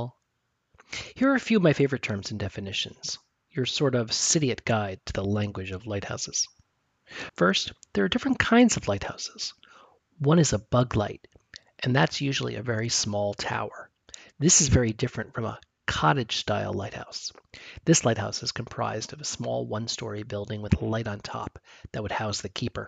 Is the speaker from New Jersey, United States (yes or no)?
yes; New Jersey, United States; I grew up in New Jersey